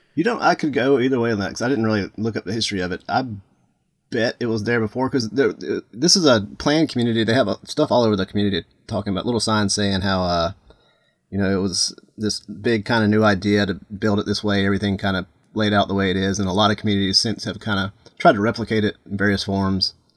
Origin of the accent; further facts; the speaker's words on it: Atlanta, Georgia, United States; now in Florida, United States; I grew up in Atlanta